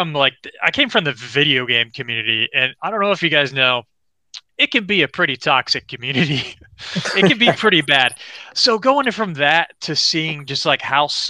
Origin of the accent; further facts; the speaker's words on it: Florida, United States; I'm from Florida